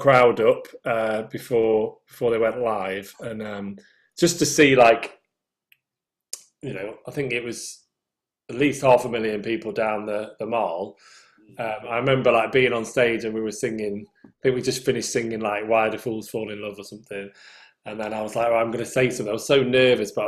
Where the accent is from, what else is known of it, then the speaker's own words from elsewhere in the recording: United Kingdom; accent: northern; my northern accent